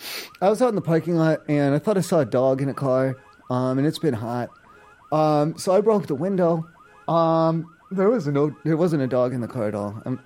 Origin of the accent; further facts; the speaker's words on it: East Coast, United States; I'm from the East Coast. I don't know. We don't have laws like this out there